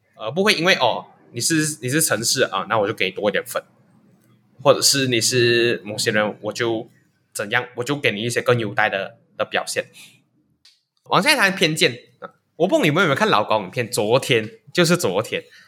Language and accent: Chinese; Malaysia; 其实身为马来西亚人也是一项特权